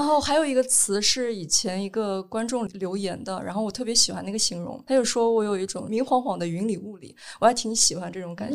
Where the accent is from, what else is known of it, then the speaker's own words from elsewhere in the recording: Henan, China; 我从小就是一种非常严厉的被管教，因为我是河南人